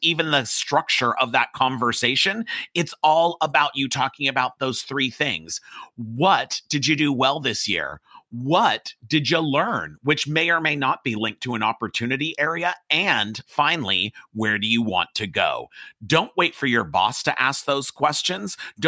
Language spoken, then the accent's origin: English; Los Angeles, California, United States; I grew up in Hollywood